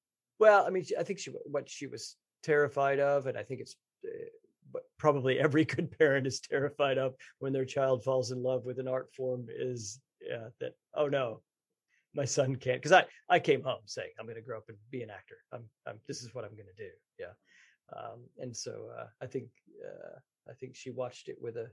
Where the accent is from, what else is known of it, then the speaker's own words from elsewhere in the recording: Texas, United States; I grew up in Texas